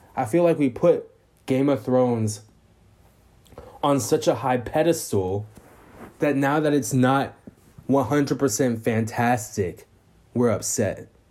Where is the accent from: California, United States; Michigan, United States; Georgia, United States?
California, United States; Vallejo; I'm from Vallejo, California, in the Bay Area